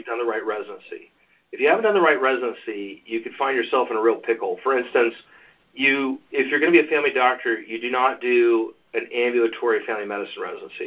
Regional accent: Pacific Northwest, United States; moved away as an adult; also born or lived in Oregon / California; now in Ohio, United States; I was born in Oregon. I was raised most of my life in the Pacific Northwest

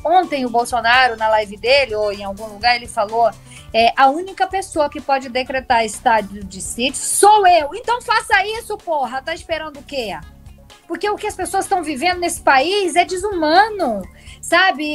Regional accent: Northeast Region, Brazil; eu sou nordestina

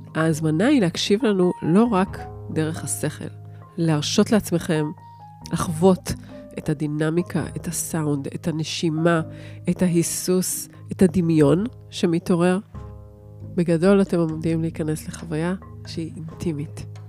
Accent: Jerusalem, Jerusalem District, Israel; moved away; אני ירושלמית לשעבר

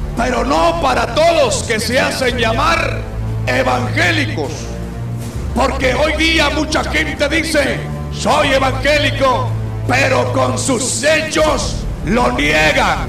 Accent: Guatemala; nuestra Guatemala

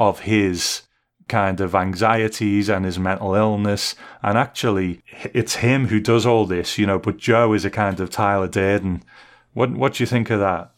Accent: United Kingdom; I'm a Brit

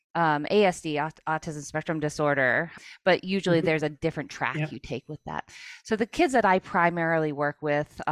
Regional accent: New England, United States; I grew up in the New England area as a child with learning disabilities

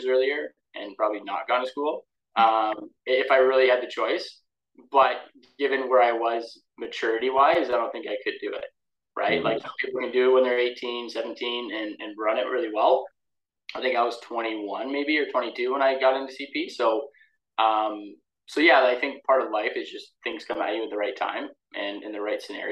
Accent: Windsor, Ontario, Canada; There wasn't really anyone in my territory, which was kind of good because I had the entire Windsor area to operate in.

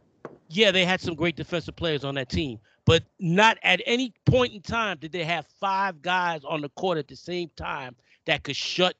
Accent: New York, United States; I'm from New York, all right?

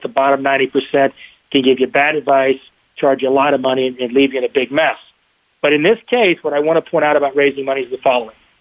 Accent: Texas, United States; I'm the Texan

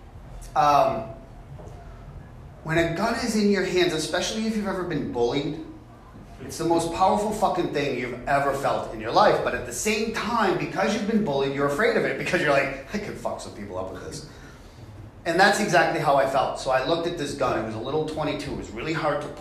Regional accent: Boston, Massachusetts, United States; I'm from Boston

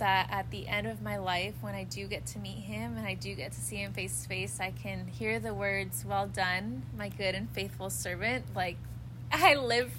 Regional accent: Los Angeles, California, United States; accent: American; I am from California. I was born in Los Angeles, literally in the city of Los Angeles

